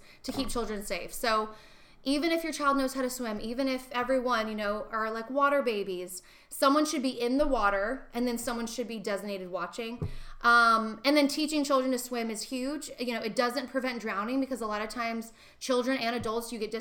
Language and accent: English; Arizona, United States; now in California, United States; I'm from Arizona